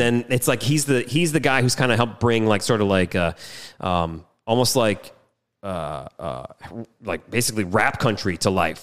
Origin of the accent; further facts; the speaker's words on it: Michigan, United States; I grew up in Michigan, which is no coast affiliate